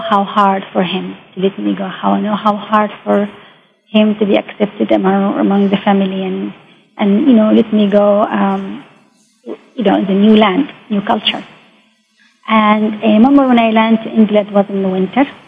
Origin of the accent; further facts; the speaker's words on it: Mecca, Makkah Province, Saudi Arabia; English is a second language; moved away as an adult; I come from Mecca, very traditional, very, um, you know, um, strict.